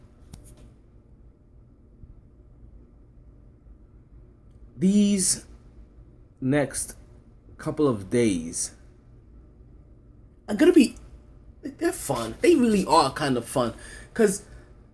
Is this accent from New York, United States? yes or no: yes; New York City, New York, United States; moved away as an adult; now in South Florida, United States; my hometown of Brooklyn or New York